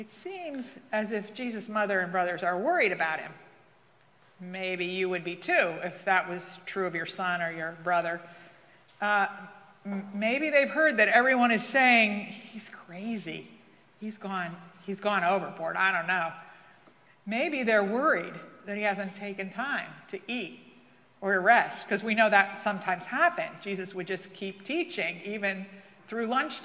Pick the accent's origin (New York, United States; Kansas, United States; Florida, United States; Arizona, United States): New York, United States; moved away; as a New Yorker